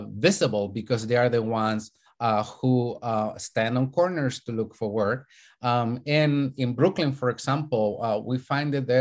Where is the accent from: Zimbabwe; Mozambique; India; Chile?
Chile; now in United States; I'm an immigrant from Chile.